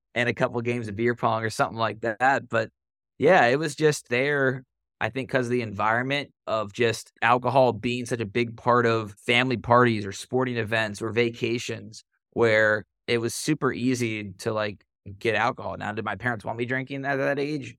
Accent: Cincinnati, Ohio, United States; So I grew up in Cincinnati, born and raised

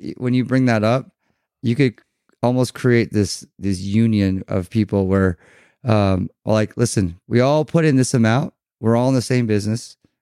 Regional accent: Newport Beach, California, United States; we grew up in Newport Beach

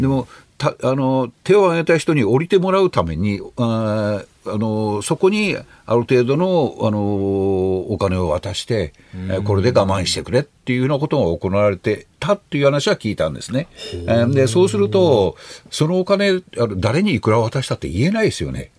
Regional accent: Fukui, Japan; moved away; 僕はあの福井県の出身で

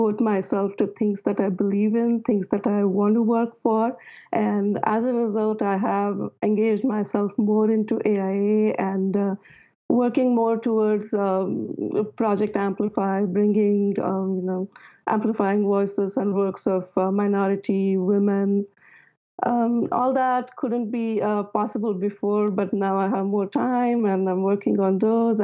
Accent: India; moved away as an adult; now in United States; I am an architect from India. I immigrated to America almost 20 years ago

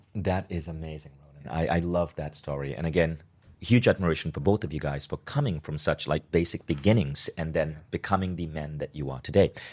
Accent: Malaysia; I grew up as a kid in Malaysia

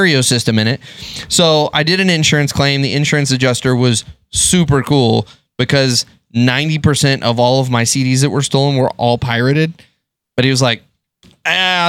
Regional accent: Texas, United States; I'm from Texas

